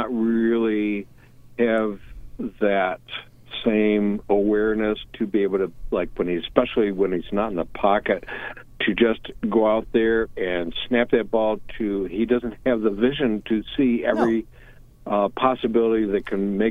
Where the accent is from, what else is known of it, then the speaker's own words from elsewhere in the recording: Lynn, Massachusetts, United States; also born or lived in New York State; now in New York, United States; I'm originally from Lynn and been living trapped in New York State for many years.